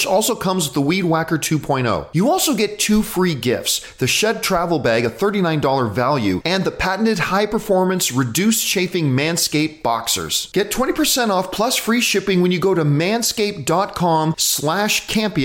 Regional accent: Canada; as a Canadian

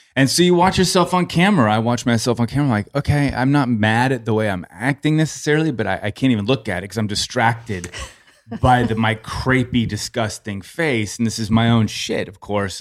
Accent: Los Angeles, California, United States; I'm forty-six, born and raised Los Angeles.

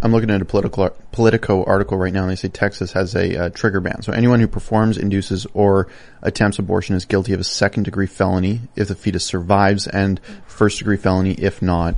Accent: Canada; I'm from Canada

